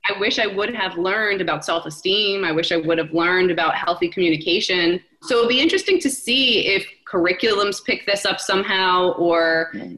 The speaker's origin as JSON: {"language": "English", "region": "New Jersey", "country": "United States", "tie": "born or raised there", "said": "I'm a New Yorker at heart. I grew up five minutes from the city in Jersey"}